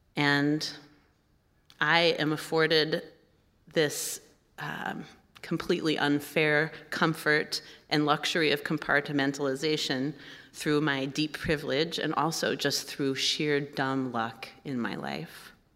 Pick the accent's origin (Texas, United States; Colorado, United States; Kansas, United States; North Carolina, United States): Kansas, United States; Kansas City; moved away as an adult; now in Minnesota, United States; I am a Kansan at heart. That's where I grew up